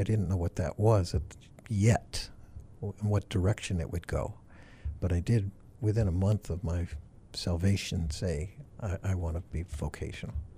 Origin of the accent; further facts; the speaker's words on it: Farmington, Connecticut, United States; moved away as an adult; now in Massachusetts, United States; I grew up in Farmington, Connecticut